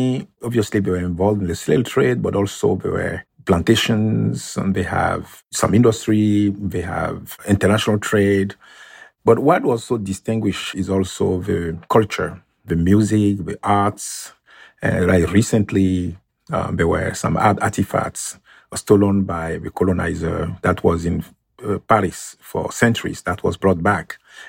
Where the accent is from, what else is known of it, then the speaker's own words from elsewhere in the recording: Benin; English is a second language; So first of all, one of the training centers of Amazons was actually about 1 mile from my hometown.